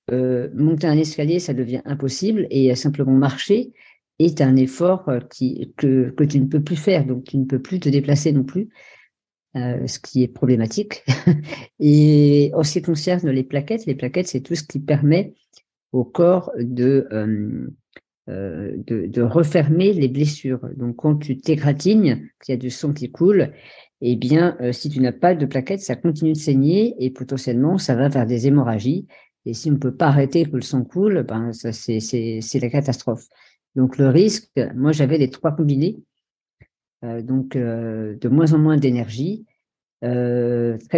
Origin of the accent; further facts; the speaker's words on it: Norway; born there; je suis né en Norvège dans une famille euh, tout à fait euh, euh, classique